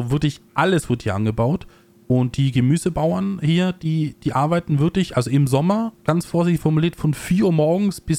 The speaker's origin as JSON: {"language": "German", "town": "Innsbruck", "region": "Tyrol", "country": "Austria", "tie": "born or raised there", "said": "Ich bin ja äh, in Innsbruck äh, geboren, aufgewachsen, lebe jetzt ein bisschen außerhalb"}